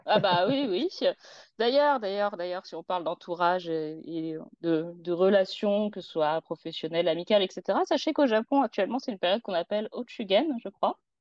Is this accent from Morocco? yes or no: no; France; on est français